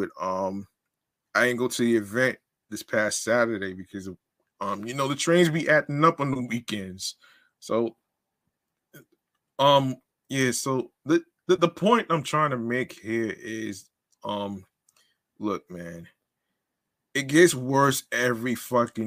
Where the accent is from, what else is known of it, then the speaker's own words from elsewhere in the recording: New York City, New York, United States; I'm a New Yorker too